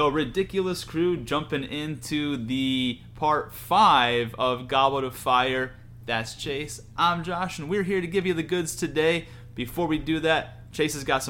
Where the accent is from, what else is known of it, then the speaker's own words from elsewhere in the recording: New York, United States; now in Florida, United States; I'm from New York